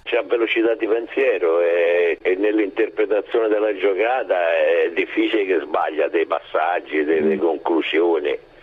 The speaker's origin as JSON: {"language": "Italian", "town": "Rome", "region": "Lazio", "country": "Italy", "moved": "yes", "lives_now": "Ascoli Piceno, Italy", "said": "essendo romano, romano di Trastevere, eh, ho lasciato Roma per per Ascoli"}